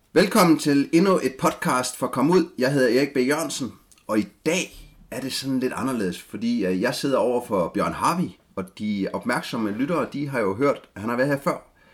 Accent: Denmark; born or raised there

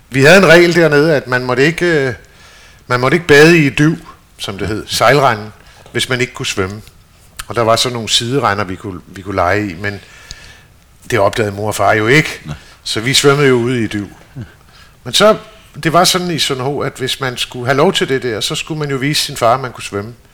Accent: Stockholm, Stockholm County, Sweden; born there; Så derfor er jeg født i Stockholm, som den sidste af tre børn.

